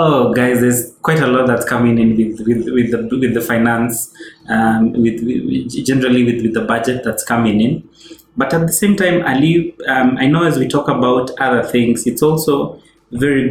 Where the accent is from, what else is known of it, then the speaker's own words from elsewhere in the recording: Kenya; I'm Kenyan. I love Kenya. I'm proud of Kenya.